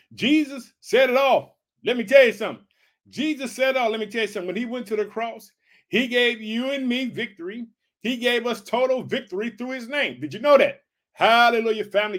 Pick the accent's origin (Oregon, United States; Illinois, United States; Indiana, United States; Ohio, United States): Illinois, United States; the state of Illinois, which is my home state.